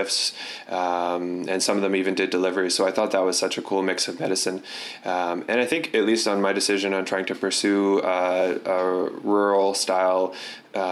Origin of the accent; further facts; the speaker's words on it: Surrey, British Columbia, Canada; now in Kamloops, Canada; I grew up in Surrey, so I grew up in an urban environment